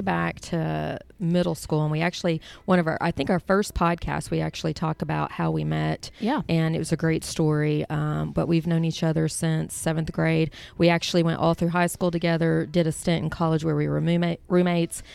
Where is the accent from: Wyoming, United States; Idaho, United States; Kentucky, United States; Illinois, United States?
Kentucky, United States; We're born and raised in Kentucky